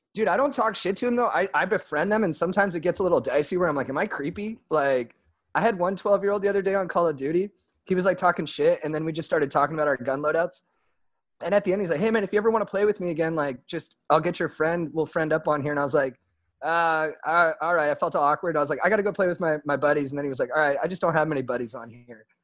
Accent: San Juan Capistrano, California, United States; grew up mostly in San Juan Capistrano, which is like adjacent to San Clemente, but a little more inland

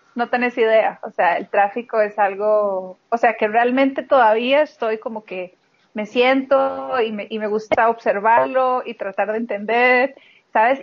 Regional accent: Costa Rica; moved away as an adult; also born or lived in Nigeria / Portugal / Slovakia; luego de haber nacido, pues fue que regresamos a Costa Rica con mis papás

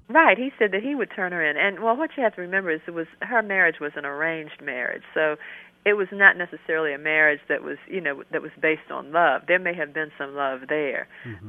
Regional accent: Maryland, United States; now in North Carolina, United States; I live in North Carolina now, but I was born and raised in Maryland

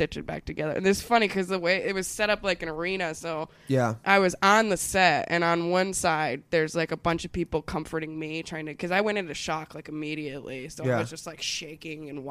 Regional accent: Anaheim, California, United States; also born or lived in Minnesota / Santa Ana, California; I grew up in, I was born in Minnesota, but I was adopted when I was 2 days old, and I grew up in Orange County, California

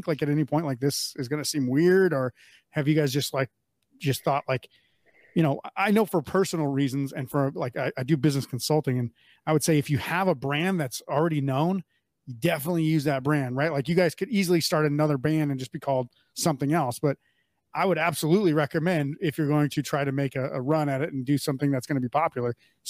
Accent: Mandan, North Dakota, United States; I grew up in Mandan, North Dakota, which is across the river from Bismarck, North Dakota

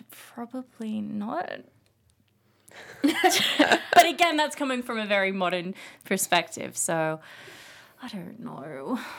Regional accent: Australia; moved away; I'm from Australia.

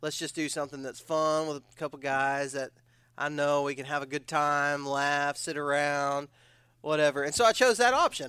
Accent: Odessa, Texas, United States; I was from West Texas

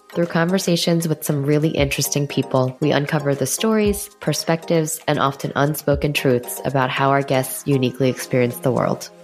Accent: New York City, New York, United States; born or raised there

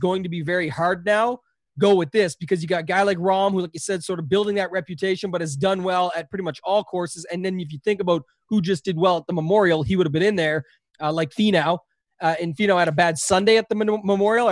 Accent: Canada; I'm Canadian

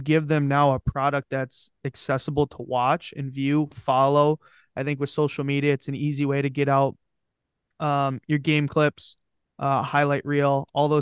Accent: Detroit, Michigan, United States; I grew up in Detroit

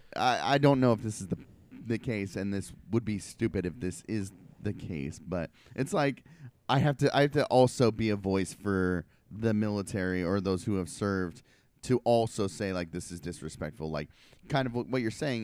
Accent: Portland, Oregon, United States; I went to high school and I grew up in Southeast Portland

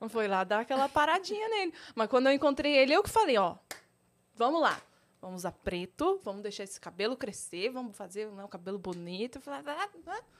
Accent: Osório, Rio Grande do Sul, Brazil; now in Campinas, Brazil; eu vim da zona rural de Osório, que é uma cidadezinha lá no Grande do Sul

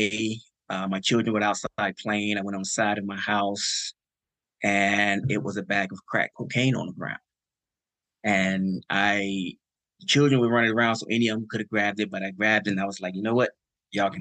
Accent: Chicago, Illinois, United States; born and raised south side of Chicago

